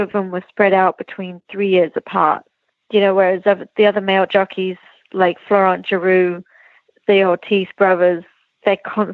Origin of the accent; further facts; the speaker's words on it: Lambourn, South East England, United Kingdom; that's where I grew up in Lambourne